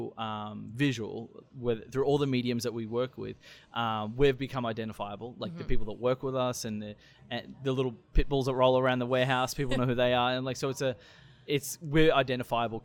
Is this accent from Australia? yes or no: yes; Australia; moved away as an adult; also born or lived in Springfield, Missouri; now in St. Louis, United States; I'm a huge sport fan growing up in Australia